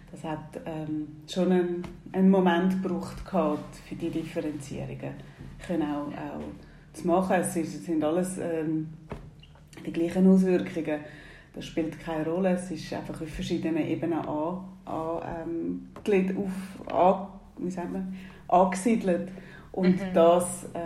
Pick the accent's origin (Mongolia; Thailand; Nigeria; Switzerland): Nigeria; Ich bin Teil noch in Nigeria aufgewachsen.